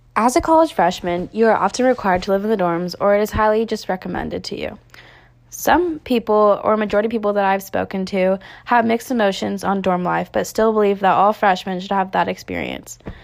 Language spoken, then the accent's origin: English; Northern California, United States; moved away as an adult; now in Tempe, United States; I am originally from Northern California, but decided to move to Arizona to further my education.